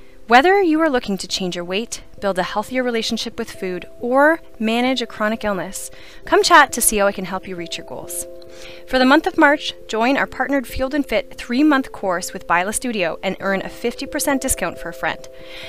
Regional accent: Renfrew County, Ontario, Canada; Being born and raised in Renfrew County, the diverse rural setting

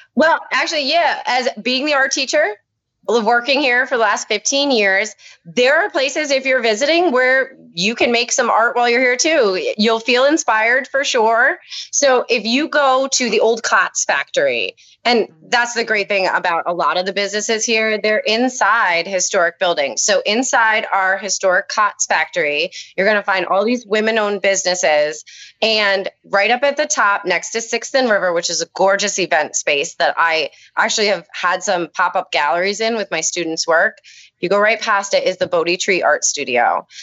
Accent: Honesdale, Pennsylvania, United States; I grew up in Honesdale

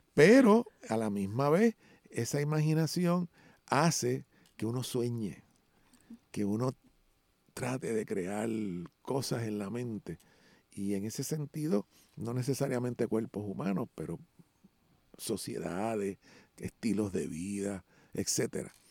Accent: Puerto Rico; aquí somos puertorriqueños y puertorriqueños negros

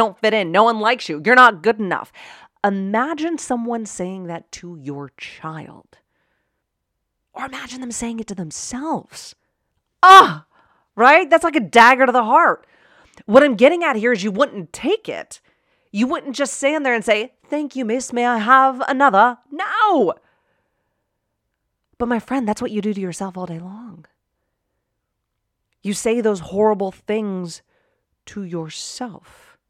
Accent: Pittsburgh, Pennsylvania, United States; accent: Pittsburgh; In fact, I'm from Pittsburgh, right? Born and raised in Pittsburgh. And if you know anybody from Pittsburgh, you got a bit of an accent.

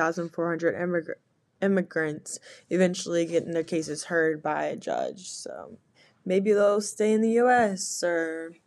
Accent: United States; even how we are as Americans.

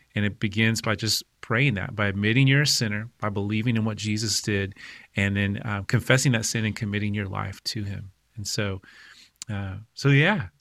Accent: Oklahoma, United States; I grew up in Oklahoma

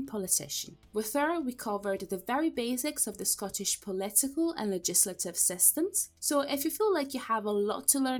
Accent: Italy; now in Scotland, United Kingdom; I'm originally from Italy

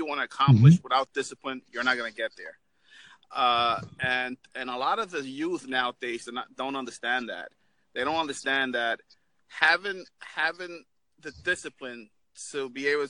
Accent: New York, United States; now in Florida, United States; I'm originally from New York, but I'm in Florida right now

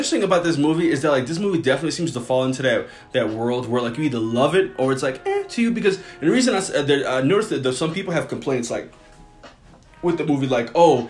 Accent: New Orleans, Louisiana, United States; I came from New Orleans and I was fresh off the boat.

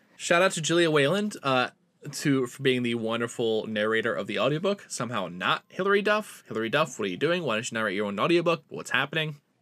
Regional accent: East Coast, United States; now in Honolulu, United States; I grew up East Coast

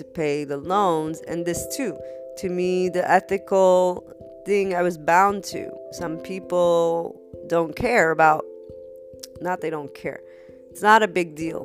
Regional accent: United States; as an American, I've got plenty of loans for my colleges

